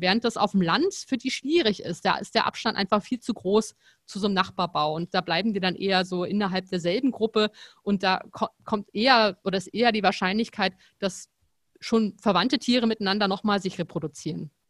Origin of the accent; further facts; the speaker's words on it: Potsdam, Brandenburg, Germany; moved away as an adult; also born or lived in Frankfurt; ich komme ja aus Potsdam, habe auch in Potsdam studiert und dann bin ich nach Frankfurt gegangen